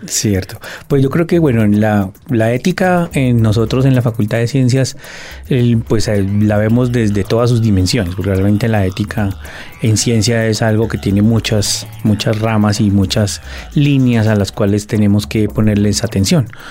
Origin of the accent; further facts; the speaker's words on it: Colombia; en el contexto nuestro, en el contexto colombiano, pues yo creo que nosotros tenemos unas realidades en Colombia